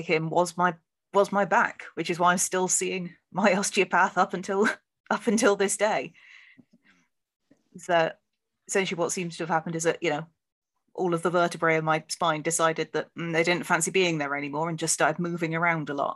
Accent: Plymouth, South West England, United Kingdom; I grew up in Plymouth

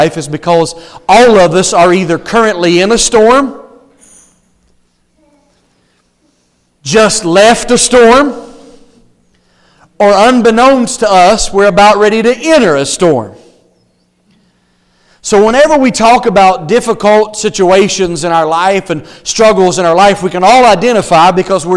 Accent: the South, United States; moved away; I'm from the South

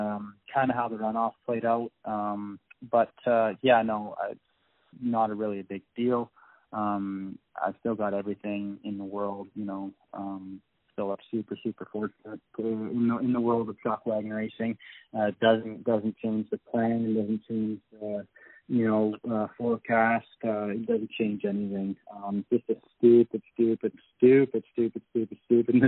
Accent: Grande Prairie, Alberta, Canada; I'm from Grand Prairie

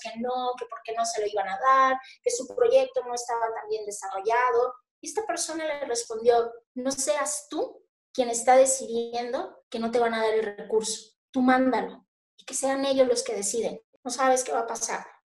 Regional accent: Mazatlán, Sinaloa, Mexico; also born or lived in Torreón / Colombia / Mexico City; yo nací aquí en Mazatlán. Nací aquí, bueno, nací en Mazatlán, eh, la licenciatura y bueno, todo lo que es mi formación básica la estudié allí

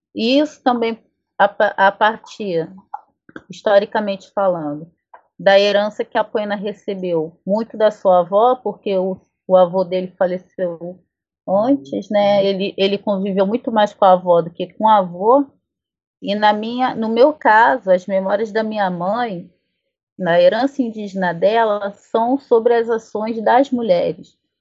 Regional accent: south of Minas Gerais, Brazil; na minha terra, na, na no sul de Minas, enfim, por onde meus ancestrais passaram

